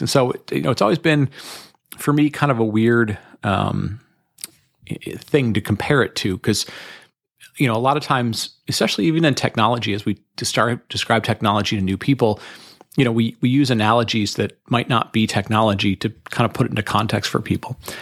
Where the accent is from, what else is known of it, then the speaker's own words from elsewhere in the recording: Detroit, Michigan, United States; I grew up in Detroit, Michigan